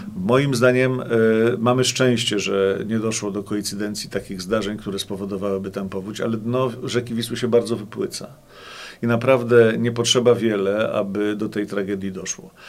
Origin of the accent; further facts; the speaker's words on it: Płock, Masovian Voivodeship, Poland; Ja jestem płoczaninem. Urodziłem się i wychowałem w Płocku